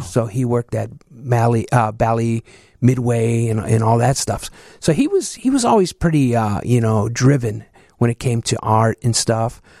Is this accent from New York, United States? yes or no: no; Chicago, Illinois, United States; also born or lived in Southwest side, Chicago; I'm originally from the southeast side, uh, South Chicago.